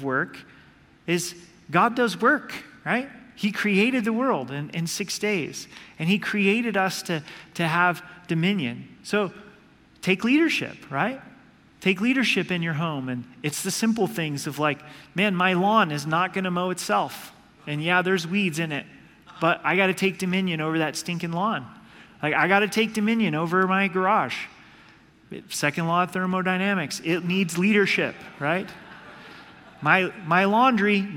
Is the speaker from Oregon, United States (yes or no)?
yes; Oregon, United States; moved away; I grew up in Oregon